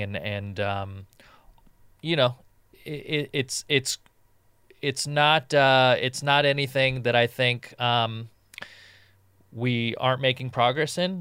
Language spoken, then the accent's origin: English; Southern California, United States; growing up in Southern California